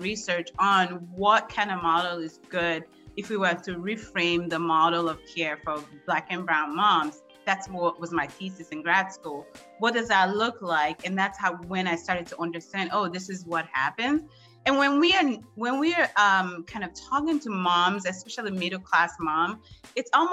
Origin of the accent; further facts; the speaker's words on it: Washington, District of Columbia, United States; I grew up in the District of Columbia